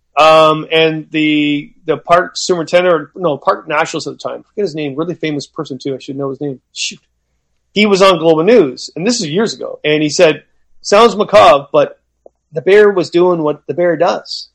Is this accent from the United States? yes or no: no; Canada; I'm Canadian.